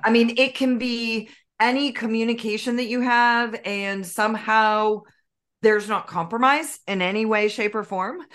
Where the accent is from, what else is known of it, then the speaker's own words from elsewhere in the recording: Northern California, United States; I was raised in Northern California